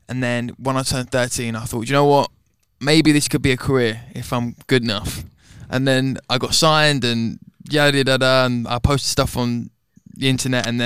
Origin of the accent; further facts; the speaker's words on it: London, United Kingdom; Uh, I'm from London, and I'm 20 years old, almost 21